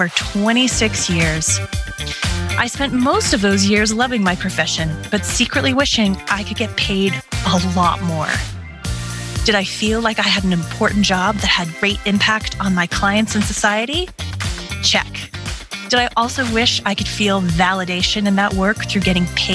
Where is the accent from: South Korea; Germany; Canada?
Canada; also born or lived in Calgary, Alberta; I'm Canadian